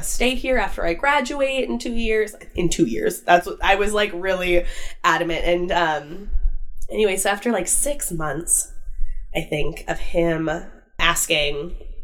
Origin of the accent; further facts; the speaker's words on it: Wisconsin, United States; moved away as an adult; So I am originally from Wisconsin. I think I've mentioned a couple of times I'm from the Midwest. I'm from Wisconsin. I left my hometown and went to college in Eau Claire.